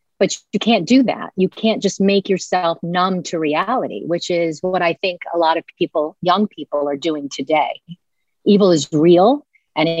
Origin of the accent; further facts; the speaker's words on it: Washington, District of Columbia, United States; I was born in Washington, D.C., heavily influenced by the media there